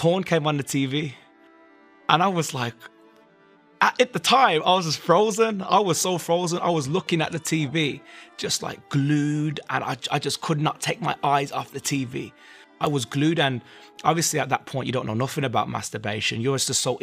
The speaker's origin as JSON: {"language": "English", "town": "Birmingham", "region": "West Midlands", "country": "United Kingdom", "said": "I'm from Birmingham, England"}